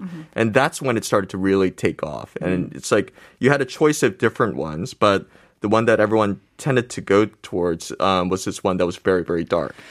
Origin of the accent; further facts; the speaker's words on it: United States; now in South Korea; I grew up in America